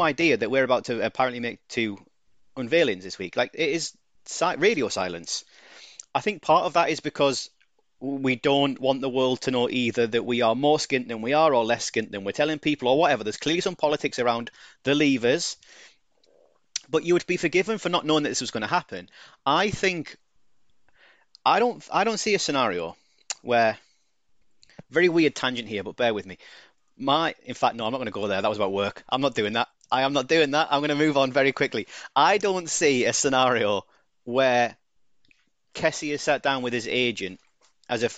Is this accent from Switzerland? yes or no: no; United Kingdom; I'm too British.